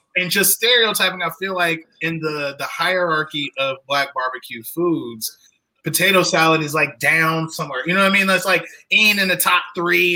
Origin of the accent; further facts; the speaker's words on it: Southern Illinois, United States; I'm from I'm from like Southern Illinois